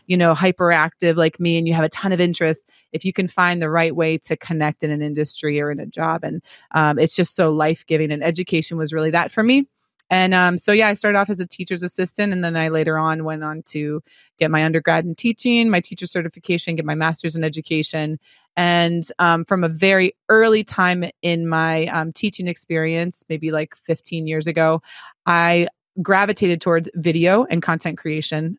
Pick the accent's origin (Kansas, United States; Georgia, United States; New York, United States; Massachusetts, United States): Massachusetts, United States; Marlborough; moved away; my hometown of Marlborough, Massachusetts